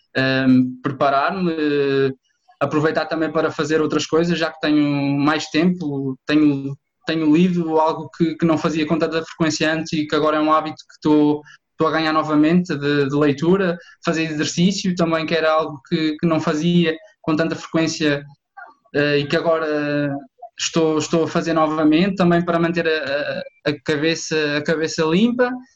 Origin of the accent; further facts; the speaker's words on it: Santa Comba Dão, Viseu, Portugal; also born or lived in Coimbra; completei a secundária na, em Santa Combadão, de onde, de onde eu sou natural